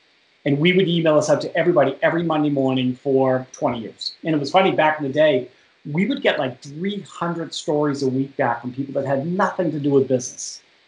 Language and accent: English; Boston, Massachusetts, United States; accent: Boston; moved away as an adult; now in Washington, United States; I moved from Boston. You can't tell by the accent, by the way, to Washington D.C. in 1992